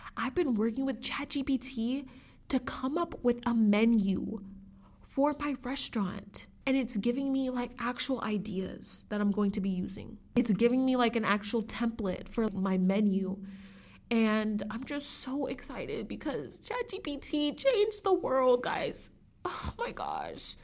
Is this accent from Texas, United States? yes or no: yes; Dallas, Texas, United States; also born or lived in Austin, Texas; I was born in Austin, Texas, and I was raised in Dallas, Texas